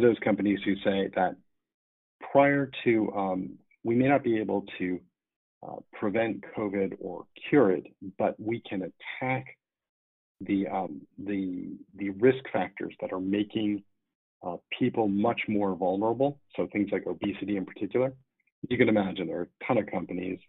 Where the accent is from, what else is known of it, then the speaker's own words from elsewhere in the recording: New York, United States; as a New Yorker